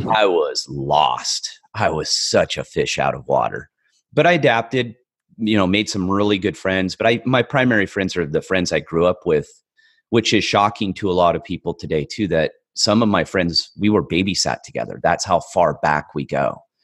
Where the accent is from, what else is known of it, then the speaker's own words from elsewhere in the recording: California, United States; I grew up in a, a very rural part of California